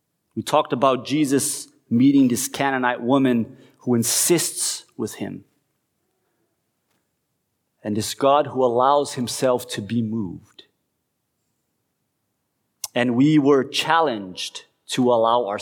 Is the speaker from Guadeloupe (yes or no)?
no; Curitiba, Paraná, Brazil; moved away as an adult; going to Curitiba, right, to the city where I grew up